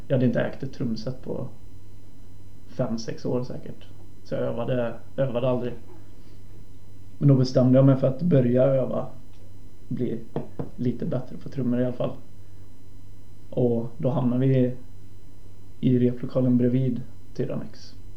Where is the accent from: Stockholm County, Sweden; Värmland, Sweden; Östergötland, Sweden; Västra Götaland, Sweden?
Västra Götaland, Sweden; Viskafors; Jag kommer från Viskafors, ett litet samhälle utanför Borås